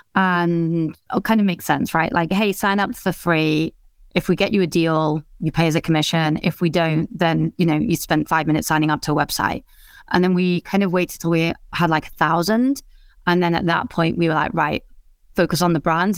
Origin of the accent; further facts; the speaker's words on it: England, United Kingdom; also born or lived in India; I grew up in England, uh, which is also where I live now.